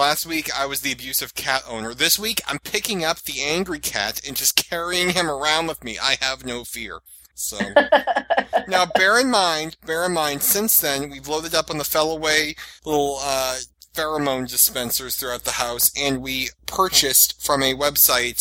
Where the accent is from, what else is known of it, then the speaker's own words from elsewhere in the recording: Northeast, United States; I'm from the Northeast